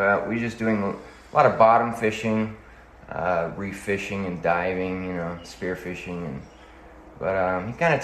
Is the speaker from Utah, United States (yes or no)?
yes; Utah, United States; now in Hawaii, United States; I am originally from Utah. I've been here in Hawaii for about, I'd say like 13 years now.